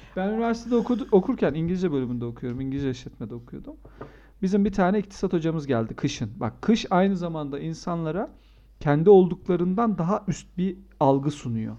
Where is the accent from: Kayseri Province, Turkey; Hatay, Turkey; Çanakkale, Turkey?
Hatay, Turkey; Antakya; also born or lived in Adana; now in Ankara, Turkey; Ben şimdi, e, Antakya'da büyüdüm. E, Adanalıyım